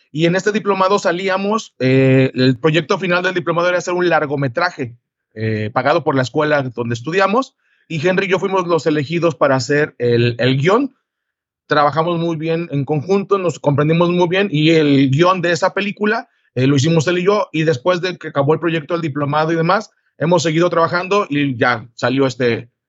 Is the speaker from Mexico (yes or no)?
yes; Guadalajara, Jalisco, Mexico; De Guadalajara, Guadalajara, Jalisco, México